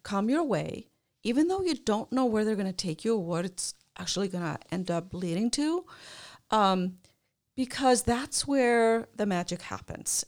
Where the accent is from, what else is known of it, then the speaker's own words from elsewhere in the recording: Iceland; moved away as an adult; I grew up in Iceland